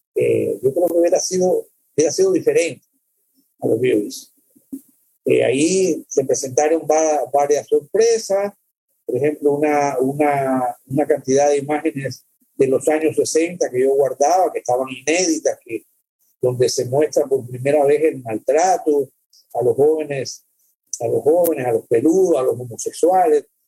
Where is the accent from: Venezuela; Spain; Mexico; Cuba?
Cuba; born or raised there; moved away as an adult; also born or lived in El Salvador / Czechoslovakia / Miami, United States